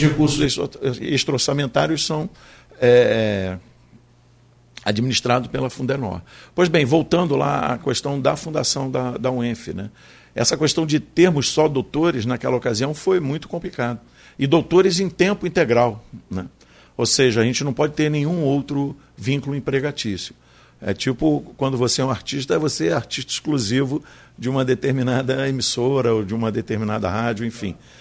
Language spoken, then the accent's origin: Portuguese; Niterói, Rio de Janeiro, Brazil; moved away as an adult; now in Campos dos Goytacazes, Brazil; Eu venho de Niterói. Eu sou niteroense, mas agora eu sou híbrido, metade. Aliás, já tenho mais da metade vivido em Campos.